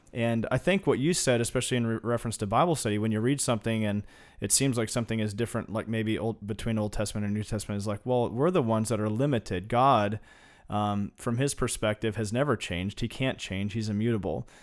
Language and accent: English; Kansas, United States; I grew up in Kansas